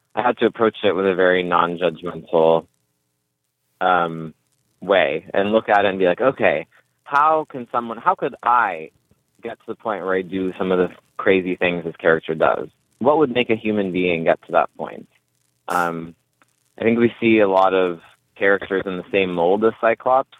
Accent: California, United States; I'm from California and I'm like a millennial.

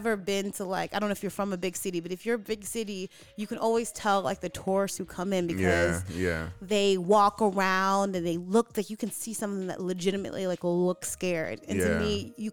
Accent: New York City, New York, United States; moved away; So I'm from Brooklyn.

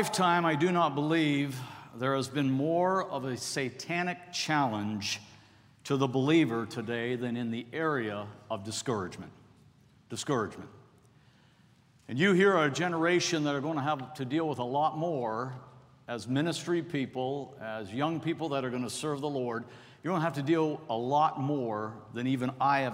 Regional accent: Toronto, Ontario, Canada; now in United States; I was born and raised in Toronto

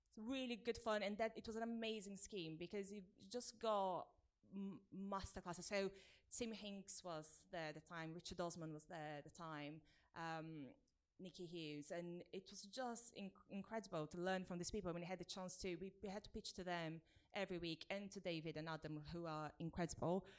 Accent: Brazil; English is a second language; moved away as an adult; now in United Kingdom; I grew up in Brazil mm-hmm. and I moved here when I was 22

